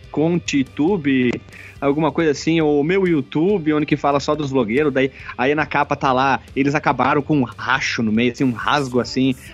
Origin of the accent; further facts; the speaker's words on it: Rio Grande do Sul, Brazil; já que eu sou do Rio Grande do Sul?